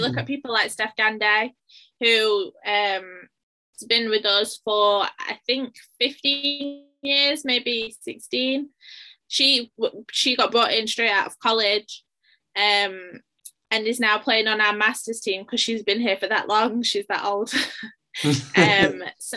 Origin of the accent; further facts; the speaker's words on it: Sheffield, Yorkshire and the Humber, United Kingdom; I'm from Sheffield. We've never moved from here.